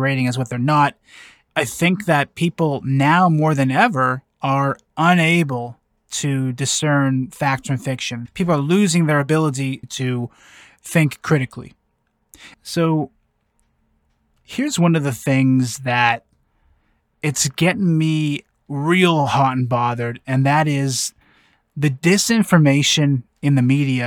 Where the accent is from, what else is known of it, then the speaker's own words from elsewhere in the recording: Canada; I'm from Canada.